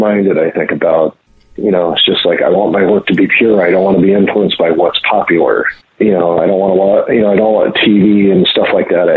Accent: near Montreal, Quebec, Canada; moved away; also born or lived in Minnesota; I grew up near Montreal

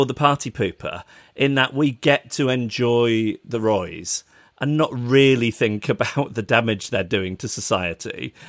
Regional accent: United Kingdom; accent: British; my British accent.

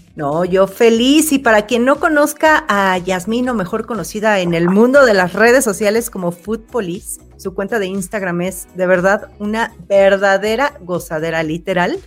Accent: Mexico City, Mexico; chilanga comelona

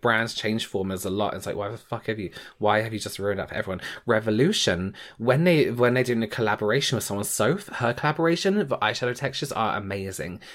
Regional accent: England, United Kingdom; as an English person

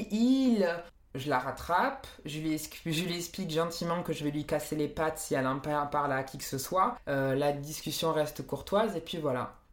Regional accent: Marseille, Provence-Alpes-Côte d'Azur, France; Non, non, j'ai jamais habité à Perpignan, euh, je viens de Marseille.

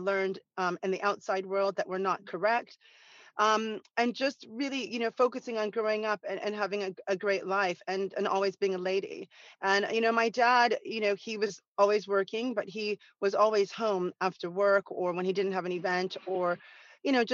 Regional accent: Santa Monica, California, United States; growing up in Santa Monica

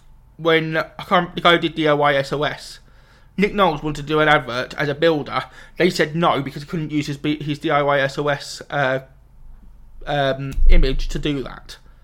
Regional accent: England, United Kingdom; But, you know, I'm going to say it because I'm British. Go England.

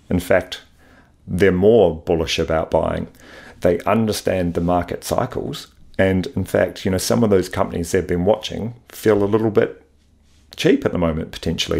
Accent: Wellington, New Zealand; moved away as an adult; also born or lived in Sydney, Australia; born and raised in Wellington, went to university there

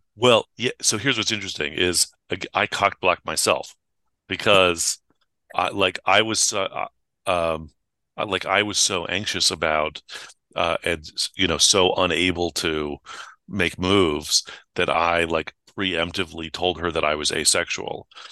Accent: San Francisco, California, United States; I grew up in San Francisco

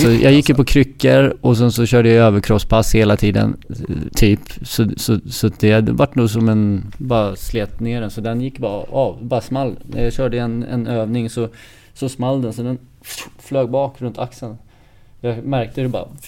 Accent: Stockholm, Stockholm County, Sweden; moved away as an adult; also born or lived in Florida, United States / Calgary, Canada / Columbus, United States; now in Gothenburg, Sweden; hemma i Stockholm

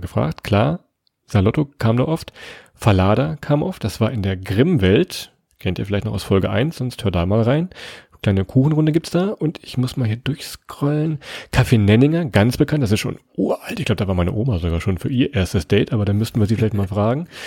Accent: near Kassel, Hesse, Germany; Wir kommen aus der Nähe von Kassel

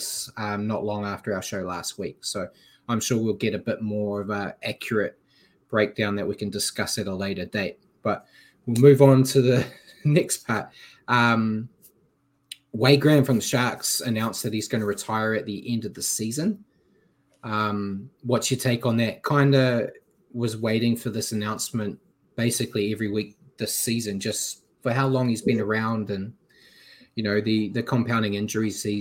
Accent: New Zealand; I'm a Kiwi

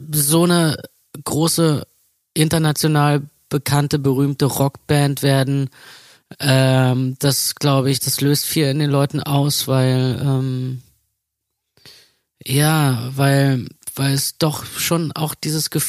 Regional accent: East Germany, Germany; dass ich mich ganz oft geschämt habe zu sagen, wo ich herkomme.

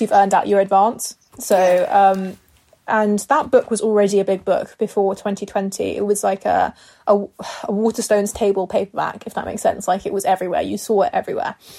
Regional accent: near Harrow, London, United Kingdom; Harrow, which is like near where I grew up

